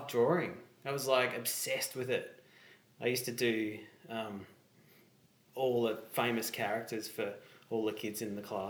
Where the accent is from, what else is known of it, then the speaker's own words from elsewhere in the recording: Geelong, Victoria, Australia; moved away as an adult; now in Melbourne, Australia; Born and bred in Geelong